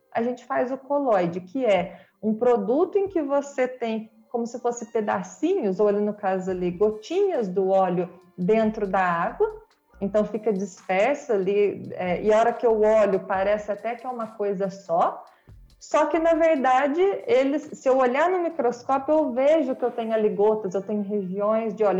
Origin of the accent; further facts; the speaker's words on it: Mogi Guaçu, São Paulo, Brazil; moved away as an adult; now in Rio de Janeiro, Brazil; Eu sou de Mogi Guaçu, interior de São Paulo